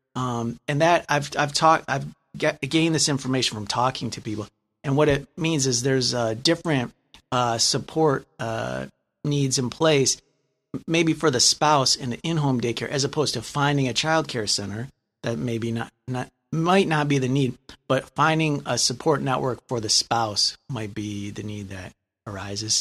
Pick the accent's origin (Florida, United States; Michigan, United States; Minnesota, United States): Michigan, United States; Lansing; I'm from Lansing